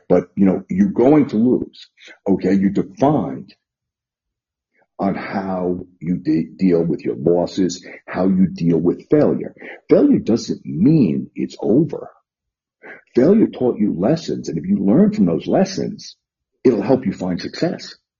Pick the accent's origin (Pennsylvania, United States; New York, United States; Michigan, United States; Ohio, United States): New York, United States; New York City; also born or lived in northern New Jersey / Las Vegas, Nevada; now in Lexington, Virginia, United States; I'm a native New Yorker. I grew up in the Bronx.